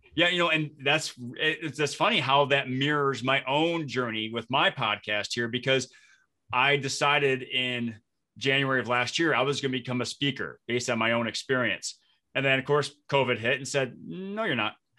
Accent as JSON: {"language": "English", "town": "Flint", "region": "Michigan", "country": "United States", "also_born_or_lived": "Detroit, Michigan", "moved": "as an adult", "lives_now": "Minnesota, United States", "said": "I live in Minnesota, but I'm originally from Flint, Michigan"}